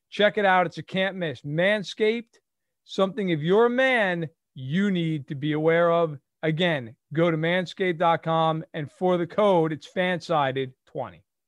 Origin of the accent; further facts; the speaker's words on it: United States; I'm American